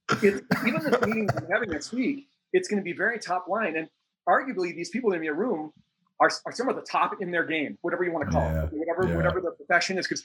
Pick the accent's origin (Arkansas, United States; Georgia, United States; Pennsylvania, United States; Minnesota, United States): Minnesota, United States; Minneapolis; Minneapolis, Minnesota.